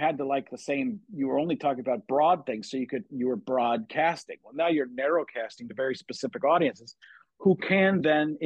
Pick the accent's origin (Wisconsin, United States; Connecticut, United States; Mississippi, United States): Wisconsin, United States; I grew up in Wisconsin